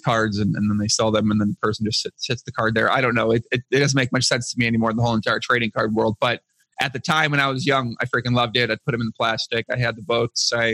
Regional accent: outside of Chicago, Illinois, United States; I grew up outside of Chicago, about 45 minutes south of Chicago

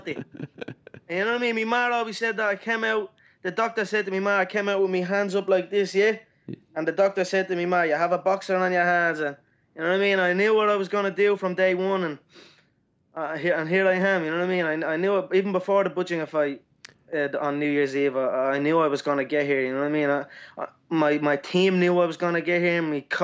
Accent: Dublin, Leinster, Ireland; my hometown

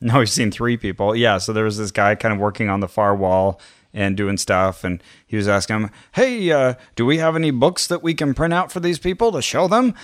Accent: Canada; When I grew up in Canada

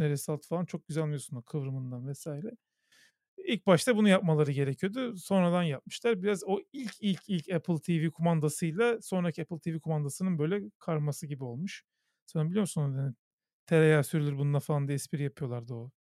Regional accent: Istanbul, Turkey; Benim annem babam da İstanbul e, doğumlu. E, yani çok iki kuşaktır, üç kuşaktır İstanbulluyuz biz

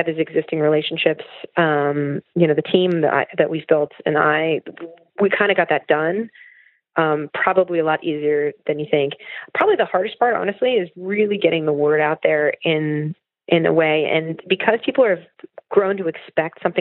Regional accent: Poughkeepsie, New York, United States; I'm a kid from Poughkeepsie

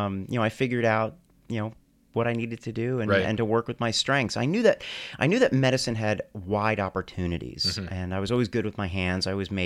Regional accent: New Jersey, United States; So no, I was born and raised in New Jersey.

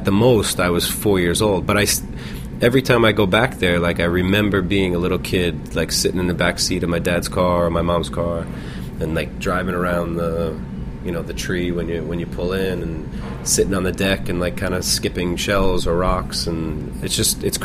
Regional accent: Floral Park, New York, United States; also born or lived in Manhattan, New York; I was born there, moved to Long Island when I was four or five years old, and I grew up in Floral Park, Long Island, Nassau County

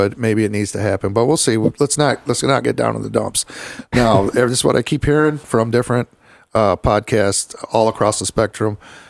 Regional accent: Michigan, United States; He wins Michigan. God bless my home state.

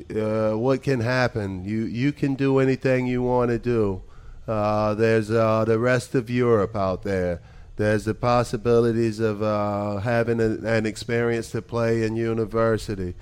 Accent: United States; moved away as an adult; now in Belgium; as an American

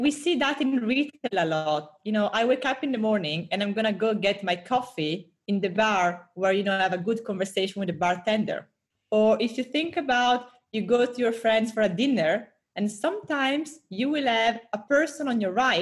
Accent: Italy; accent: Italian; moved away as an adult; also born or lived in Singapore / Brazil / Europe; now in United States; I'm Italian, 30 years old. I lived a bit everywhere in the past 10 years, from Singapore, Brazil, lots of Europe, now in the US. My accent always stayed in Italy

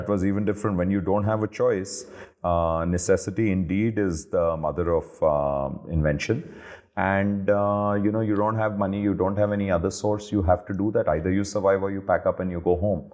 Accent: Delhi, India; also born or lived in Hyderabad / Ahmedabad; I grew up almost all of my adult life in Delhi

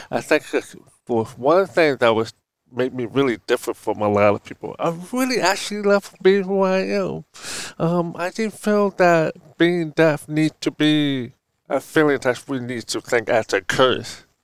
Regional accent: Oakland, California, United States; happiest time I still growing up in Oakland, California. My mother … was single mom who took care of us five.

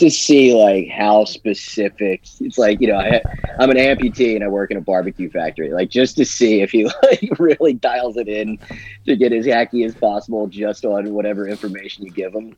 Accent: Smithville, New Jersey, United States; I grew up in Smithville. Went to Holy Spirit High School

